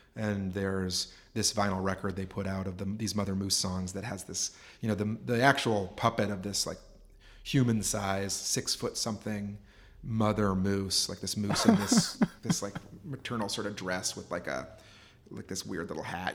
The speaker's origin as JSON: {"language": "English", "town": "Anchorage", "region": "Alaska", "country": "United States", "tie": "born or raised there", "also_born_or_lived": "Homer, Alaska / Vermont / Pennsylvania", "moved": "as an adult", "said": "I was born and raised in Anchorage"}